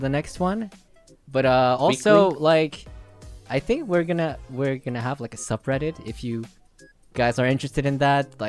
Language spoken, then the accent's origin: English; Philippines; moved away; I'm from the Philippines. Like I lived there